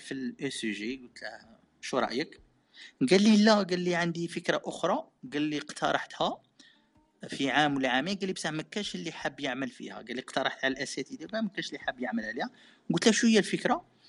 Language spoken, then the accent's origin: Arabic; Algeria; moved away as an adult; now in Japan; انا من الجزائر العميقه